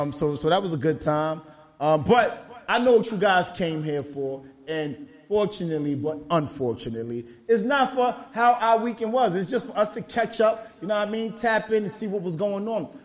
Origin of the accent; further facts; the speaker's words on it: New York, United States; I'm from New York